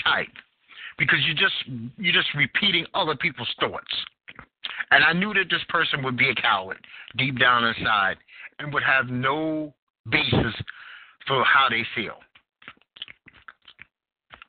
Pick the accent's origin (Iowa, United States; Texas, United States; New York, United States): New York, United States; New York City; now in North Carolina, United States; I am from Bed-Stuy, Brooklyn, New York, in the heart of the crack epidemic